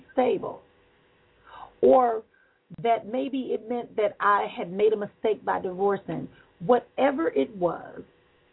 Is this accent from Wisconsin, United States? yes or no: yes; Milwaukee, Wisconsin, United States; my hometown where I was at, Milwaukee, Wisconsin